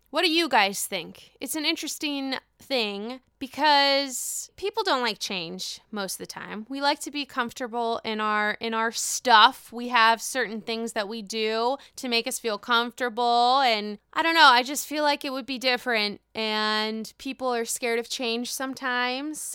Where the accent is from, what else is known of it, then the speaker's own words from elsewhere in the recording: Pittsburgh, Pennsylvania, United States; born and raised in Pittsburgh